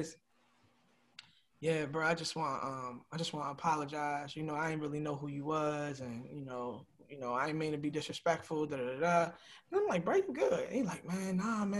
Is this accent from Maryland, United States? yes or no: yes; Baltimore, Maryland, United States; I'm from Baltimore